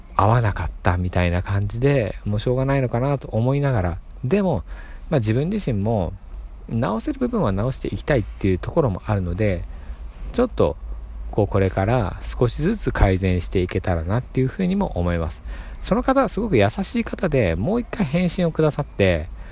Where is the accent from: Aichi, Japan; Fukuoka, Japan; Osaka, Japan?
Aichi, Japan; Nagoya; accent: Nagoya dialect; 僕名古屋なんですけどこれが標準語だと思ってるんですけど